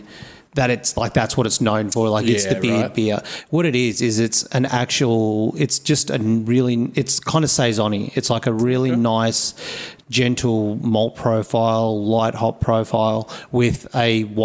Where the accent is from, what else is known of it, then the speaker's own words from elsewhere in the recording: Melbourne, Victoria, Australia; also born or lived in Adelaide; I lived in Melbourne pretty much all my life, though my grandfather had bought some hotel rooms and stuff in Surfers, so in Gold Coast.